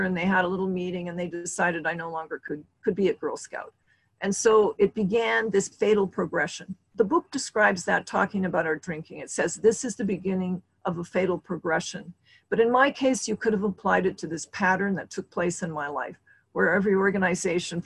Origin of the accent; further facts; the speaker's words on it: Montana, United States; now in California, United States; I grew up in Montana